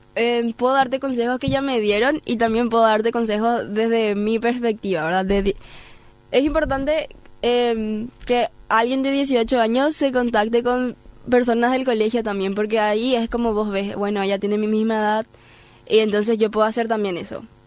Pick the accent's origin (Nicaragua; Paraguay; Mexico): Paraguay; first language Spanish; yo soy paraguaya, mi primer idioma es español.